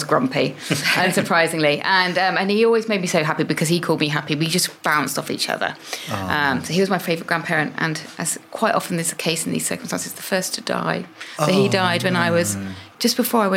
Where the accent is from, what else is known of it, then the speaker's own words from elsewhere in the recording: Rutland, East Midlands, United Kingdom; growing up in Rutland, in the middle of nowhere.